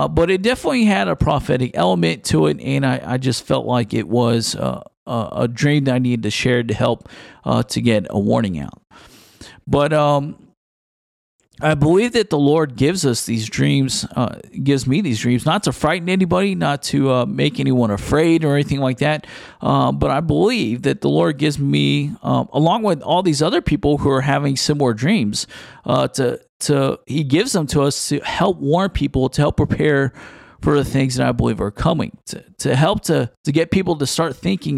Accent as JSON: {"language": "English", "town": "Houston", "region": "Texas", "country": "United States", "tie": "born or raised there", "said": "Houston, Texas, which is my hometown where I am originally from"}